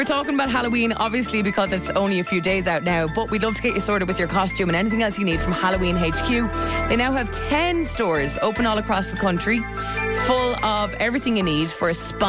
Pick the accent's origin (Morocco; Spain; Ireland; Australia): Ireland; also born or lived in Dublin; I grew up in such a rural place when I moved from Dublin that our trick-or-treating was by car.